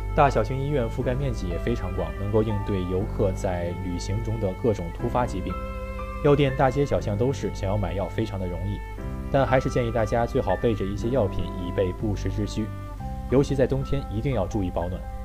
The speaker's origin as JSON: {"language": "Chinese", "area": "the North", "region": "northern China", "country": "China", "said": "作为一个北方人"}